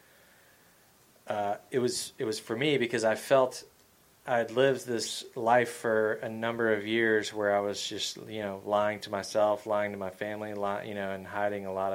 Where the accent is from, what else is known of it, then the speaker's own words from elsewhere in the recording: Georgia, United States; growing up in Georgia